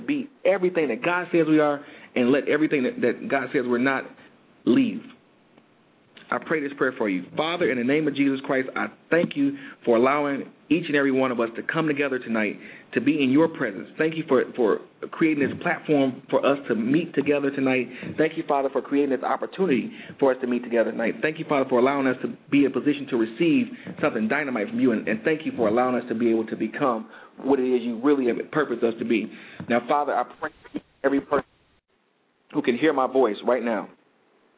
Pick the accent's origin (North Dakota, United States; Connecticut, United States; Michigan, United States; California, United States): Michigan, United States; Detroit; moved away; my hometown